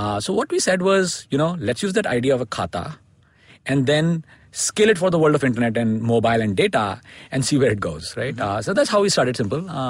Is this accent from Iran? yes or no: no; India; also born or lived in United States; I grew up in India and studied here and went to grad school in the US